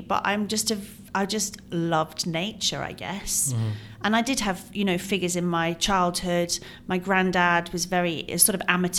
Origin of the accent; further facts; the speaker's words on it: England, United Kingdom; also born or lived in Ireland; I grew up in England and Ireland. I moved around a lot, went to 15 schools.